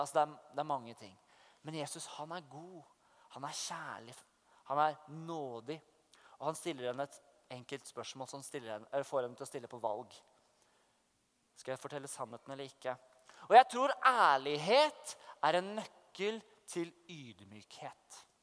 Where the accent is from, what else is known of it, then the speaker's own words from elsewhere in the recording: Oslo, Norway; moved away as an adult; now in Vestby, Norway; jeg vokste opp i Oslo, men jeg bor i Vestby